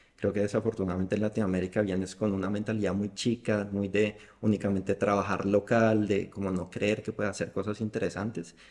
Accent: Bogotá, Colombia; yo soy de Bogotá, que es una ciudad fría todo el año.

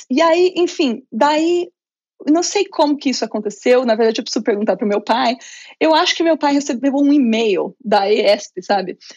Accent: interior of São Paulo, Brazil; Eu sou do Muito bom. do interior de São Paulo.

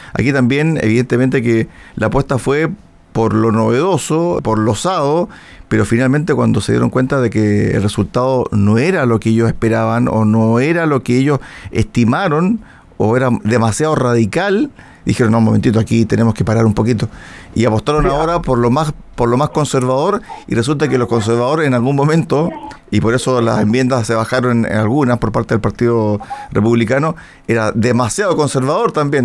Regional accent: Chile; somos como chilenos

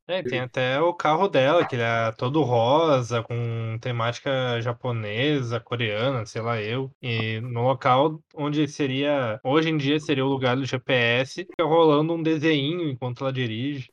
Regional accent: Brazil; somos nós brasileiros

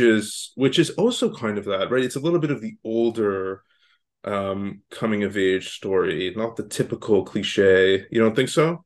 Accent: Canada; now in Los Angeles, United States; I'm not from the States originally. I live in L A now. I'm from Canada

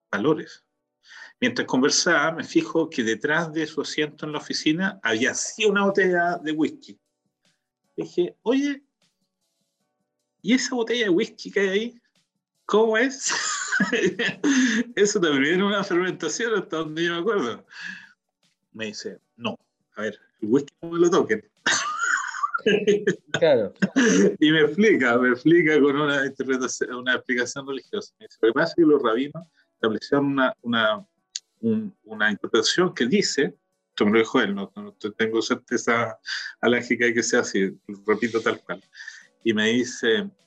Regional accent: Valparaíso, Chile; now in Israel; Que nosotros somos porteños

